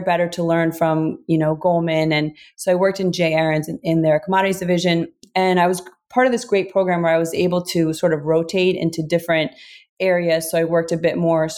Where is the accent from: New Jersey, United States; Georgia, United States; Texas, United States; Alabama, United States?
New Jersey, United States; born or raised there